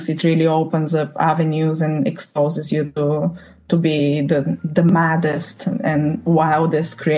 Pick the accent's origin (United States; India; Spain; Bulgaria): Bulgaria; moved away as an adult; now in London, United Kingdom; I'm from Bulgaria.